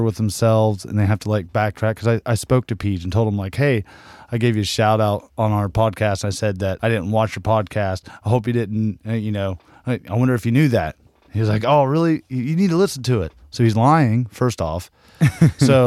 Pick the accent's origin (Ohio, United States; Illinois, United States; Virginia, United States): Ohio, United States; I'm from Ohio.